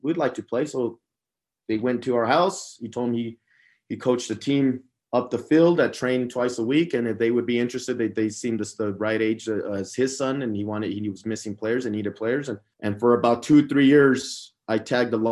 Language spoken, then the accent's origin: English; Las Cruces, New Mexico, United States; also born or lived in El Paso, Texas; My dad likes to joke around that I was made in Juarez and born in El Paso, and I was raised in Las Cruces, New Mexico